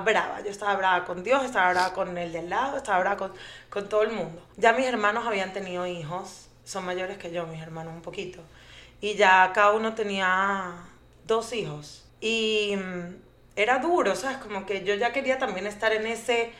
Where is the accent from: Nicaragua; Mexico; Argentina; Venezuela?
Venezuela; moved away as an adult; also born or lived in Colombia; now in Aventura, United States; Soy Colombia, venezolana, porque nací en Colombia, pero me crecí, crecí en Venezuela, eh, me vine a Estados Unidos hace, no sé, como 16 años